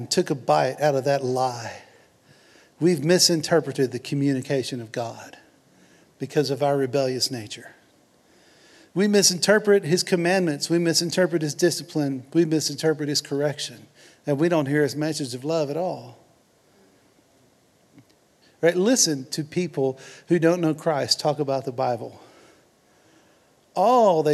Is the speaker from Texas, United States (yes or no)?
yes; Houston, Texas, United States; I'm from Houston